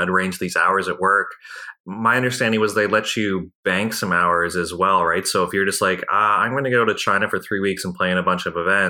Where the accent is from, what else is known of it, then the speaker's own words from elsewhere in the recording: Ontario, Canada; growing up in Ontario